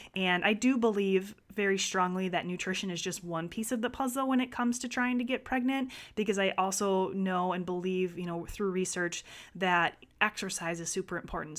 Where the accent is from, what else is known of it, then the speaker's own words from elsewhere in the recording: Wisconsin, United States; growing up in Wisconsin, there was a glass of milk at every dinner meal